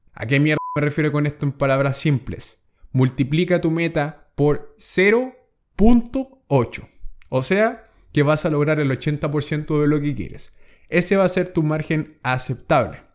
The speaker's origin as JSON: {"language": "Spanish", "country": "Chile", "said": "Cuando viajé por primera vez a Estados Unidos y salí de Chile"}